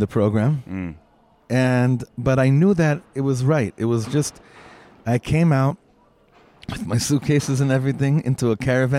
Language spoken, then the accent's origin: English; Los Angeles, California, United States; also born or lived in Efrat; now in Israel; And I grew up together in Los Angeles.